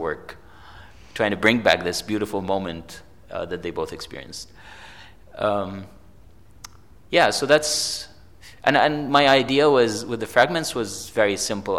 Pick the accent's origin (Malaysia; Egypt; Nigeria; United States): Egypt; I grew up in Egypt